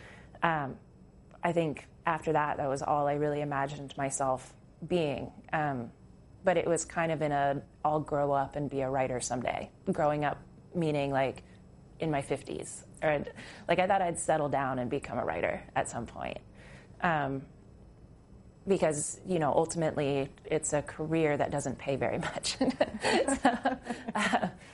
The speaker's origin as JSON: {"language": "English", "region": "Alaska", "country": "United States", "tie": "born or raised there", "also_born_or_lived": "Port Townsend, Washington / Montana", "moved": "yes", "said": "I grew up in Alaska, and I moved out of Alaska with the intention to move to Montana"}